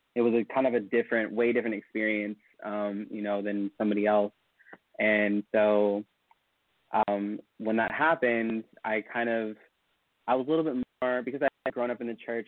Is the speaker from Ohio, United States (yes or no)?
no; Elk Grove, California, United States; I am originally from a suburb of Sacramento called Elk Grove